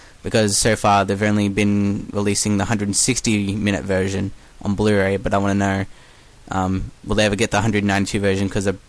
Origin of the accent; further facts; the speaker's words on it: Melbourne, Victoria, Australia; accent: Australian; from Melbourne, Australia.